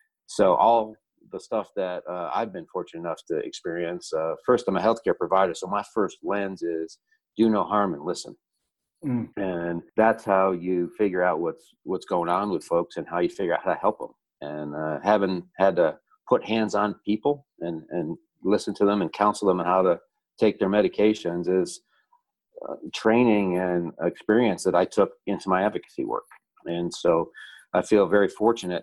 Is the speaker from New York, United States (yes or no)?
yes; Endicott, New York, United States; first language Italian; English is a second language; now in North Carolina, United States; I grew up in Endicott, New York, a small town in the southern